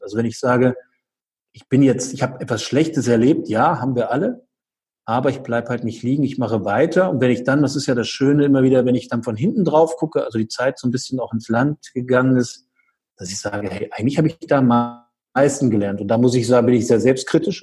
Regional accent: Göttingen, Lower Saxony, Germany; in Göttingen, also hier in meiner Heimatstadt

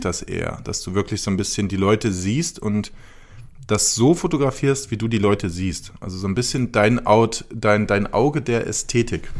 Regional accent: Cologne, North Rhine-Westphalia, Germany; ich bin aus Köln.

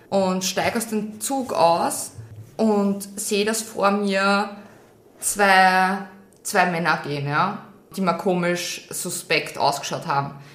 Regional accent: Austria; Das ist nur in Russland gut, das ist wirklich schön beleuchtet, da braucht man echt keine Angst

